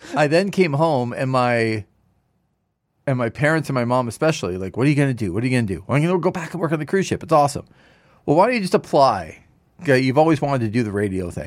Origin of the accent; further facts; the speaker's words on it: Toronto area, Ontario, Canada; when I grew up in the Toronto area